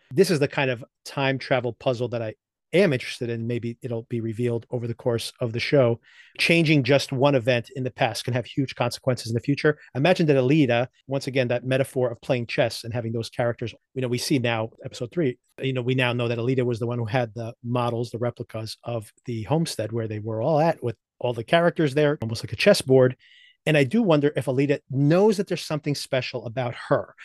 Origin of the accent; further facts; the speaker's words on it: New Jersey, United States; right here in New Jersey, my home state